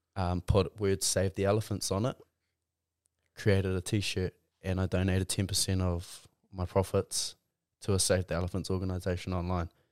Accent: Tauranga, Bay of Plenty, New Zealand; also born or lived in Auckland; I grew up in Mount Maunganui, Tauranga. I grew up here

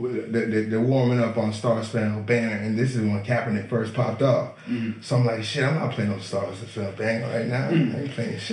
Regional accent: New England, United States; Saying, like, I'm from New England, man.

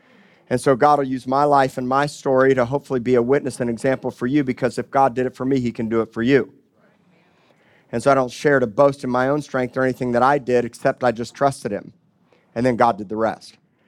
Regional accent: Miami, Florida, United States; also born or lived in Kansas City, United States / Tulsa, United States; now in Corpus Christi, United States; I was from Miami. I was living in Oklahoma and had actually gone to high school in Kansas City.

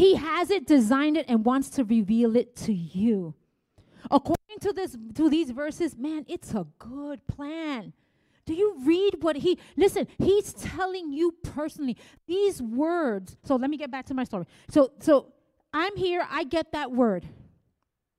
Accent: New York City, New York, United States; I was from the Bronx

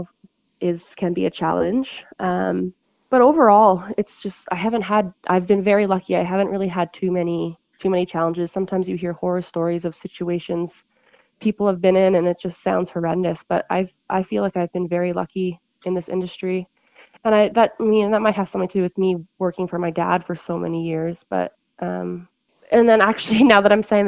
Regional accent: Ontario, Canada; moved away as an adult; now in Kamloops, Canada; I grew up in Ontario.

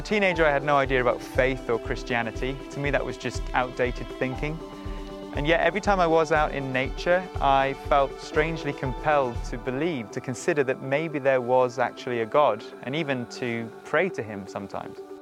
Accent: Shropshire, West Midlands, United Kingdom; I grew up in Shropshire

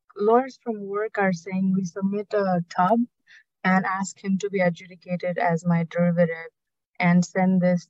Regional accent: Nepal; now in United States; So I'm from Nepal

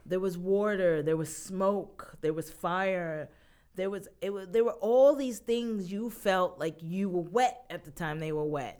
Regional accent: New York, United States; I am a New Yorker, born and raised.

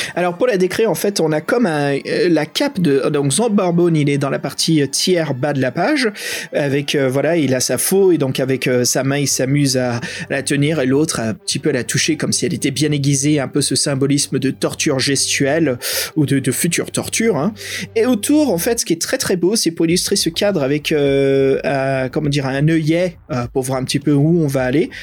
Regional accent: France; accent: French; mon accent français

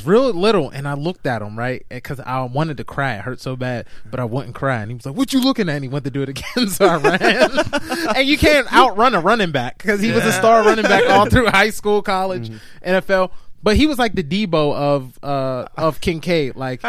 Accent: Garfield, New Jersey, United States; growing up in Garfield

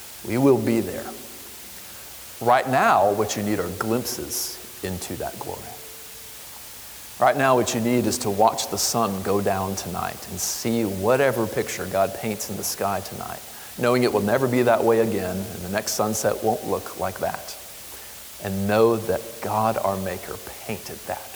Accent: Florida, United States; I grew up in Florida in hurricane land

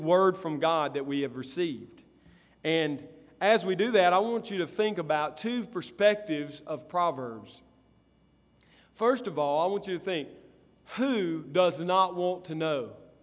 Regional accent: Columbus, United States; moved away; where I grew up in Columbus, at my grandmother's house

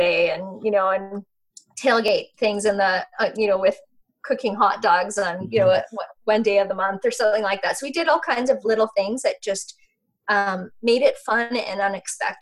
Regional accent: Yukon, Canada; I grew up in the Yukon in a very small environment

